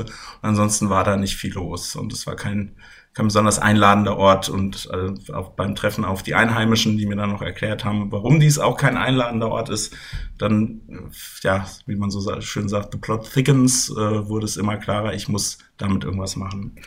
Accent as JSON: {"language": "German", "country": "Germany", "said": "ich bin aus Deutschland"}